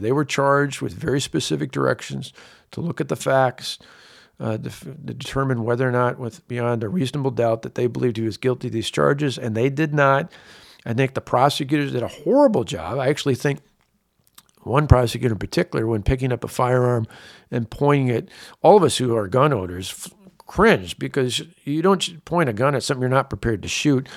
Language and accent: English; Wisconsin, United States; born or raised there